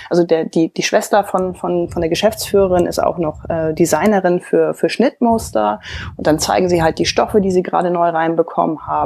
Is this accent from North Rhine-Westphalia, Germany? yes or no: no; Hamburg, Germany; accent: Hamburg; man hört vielleicht so ein bisschen, ich habe so einen leichten Hamburger Akzent